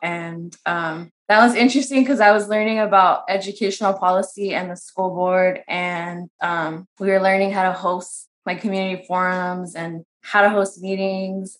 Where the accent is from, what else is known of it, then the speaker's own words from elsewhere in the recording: San Bernardino, California, United States; I'm from San Bernardino. I was born and raised there